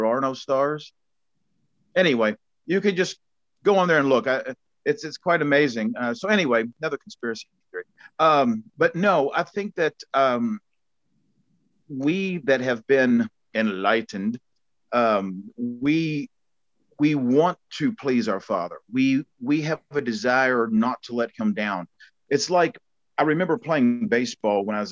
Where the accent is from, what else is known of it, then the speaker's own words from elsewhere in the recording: Bullitt County, Kentucky, United States; moved away as an adult; now in New Zealand; I come from Bullock County, Kentucky, and it's Redneckville, you know, four-wheel drive trucks, Confederate flags, shotguns, deers on hoods. You know, that's the neighborhood I grew up